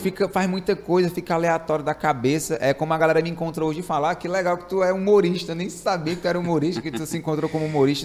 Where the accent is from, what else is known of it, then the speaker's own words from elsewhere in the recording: Fortaleza, Ceará, Brazil; eu sou de Fortaleza